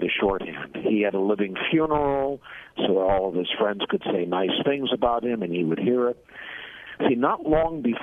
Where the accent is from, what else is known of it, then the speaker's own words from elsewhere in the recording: Boston, Massachusetts, United States; moved away as an adult; now in Washington, United States; I'm originally from the Boston area, though I've lived in Washington for more than 40 years.